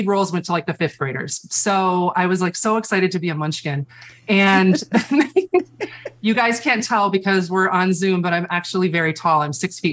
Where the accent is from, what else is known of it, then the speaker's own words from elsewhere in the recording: Chicago, Illinois, United States; moved away as an adult; now in New York, United States; I'm actually from Chicago